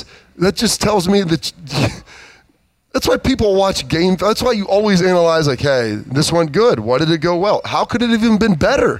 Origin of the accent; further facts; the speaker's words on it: Iowa, United States; We're from Iowa, big Hawkeye fans.